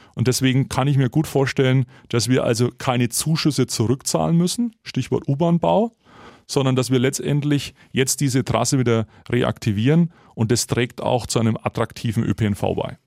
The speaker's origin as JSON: {"language": "German", "town": "Nuremberg", "region": "Bavaria", "country": "Germany", "tie": "born or raised there", "said": "für meine Heimatstadt Nürnberg"}